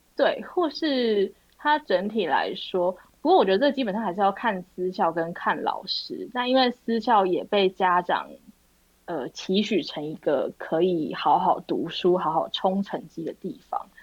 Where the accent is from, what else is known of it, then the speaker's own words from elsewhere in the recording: Taipei, Taiwan; 我是土生土长的台北人